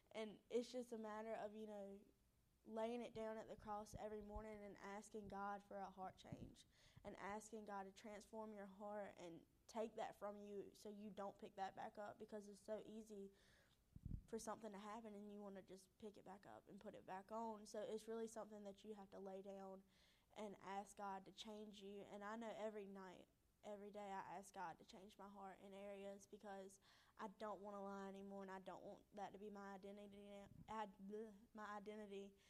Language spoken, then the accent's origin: English; Roanoke Rapids, North Carolina, United States; I grew up here in Roanoke Rapids